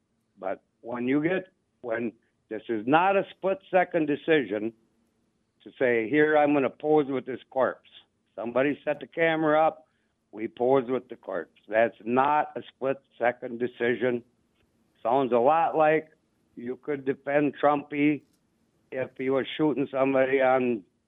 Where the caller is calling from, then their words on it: Bangor, Wisconsin, United States; I am calling from Bangor, Wisconsin, right in the middle of the country.